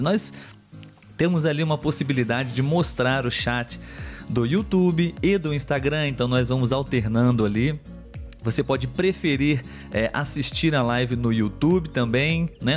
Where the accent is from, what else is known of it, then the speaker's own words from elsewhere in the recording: Brazil; first language Portuguese; Eu sou brasileiro, nativo de português